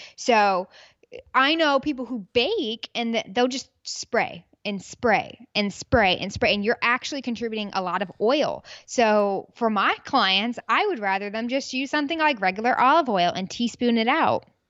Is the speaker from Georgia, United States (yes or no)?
yes; Peachtree City, Georgia, United States; also born or lived in Birmingham, Alabama; now in Houston, United States; I was born in Birmingham, Alabama, raised in Peachtree City, Georgia, and now I'm a Texas gal.